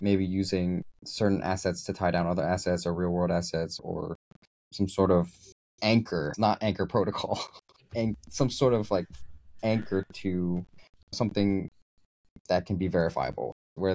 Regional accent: United States; moved away; I'm American.

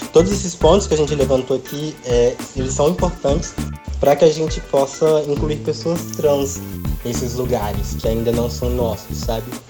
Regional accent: Mato Grosso, Brazil; eu sou do Mato Grosso

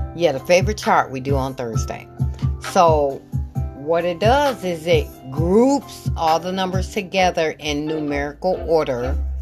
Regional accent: Michigan, United States; I'm from Michigan

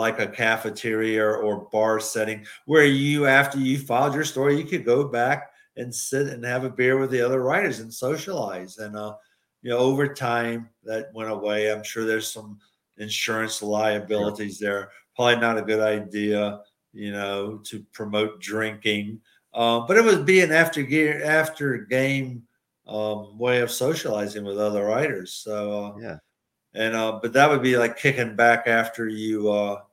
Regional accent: Richmond, Virginia, United States; moved away as an adult; now in Milwaukee, United States; my hometown of Richmond

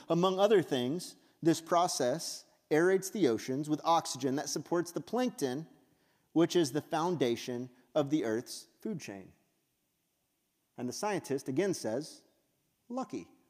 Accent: West Texas, United States; I grew up in West Texas

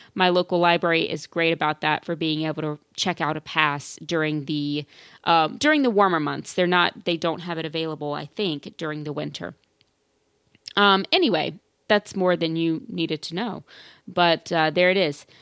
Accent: Louisiana, United States; I am from Louisiana

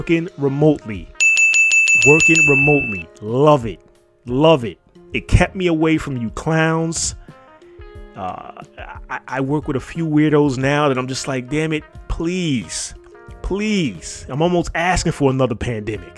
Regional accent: New York City, New York, United States; growing up in New York City when we didn't have a Walmart

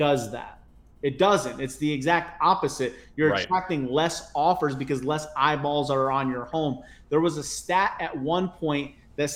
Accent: Connecticut, United States; moved away; I'm originally from Connecticut

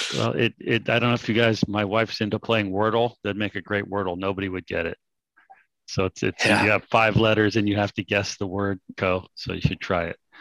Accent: California, United States; I'm from California

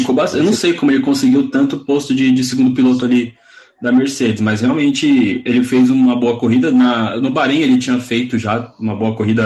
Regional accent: Brazil; eu sou brasileiro

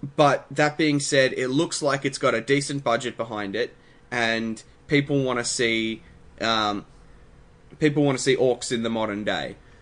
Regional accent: Australia; we didn't think that we would have as much Australian pride as we've ended up having

